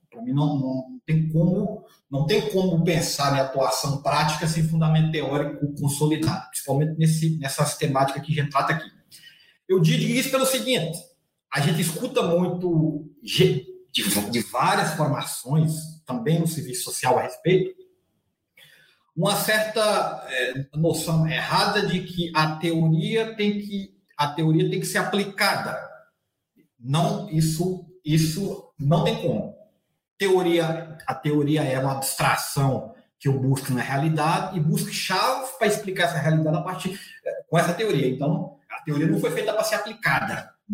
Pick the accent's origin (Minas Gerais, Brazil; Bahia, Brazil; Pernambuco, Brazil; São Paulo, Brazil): Minas Gerais, Brazil; accent: Bahia-like; mineiro lá do norte de Minas, então sou mineiro com um sotaque muito mais baiano do que para o mineiro de Belo Horizonte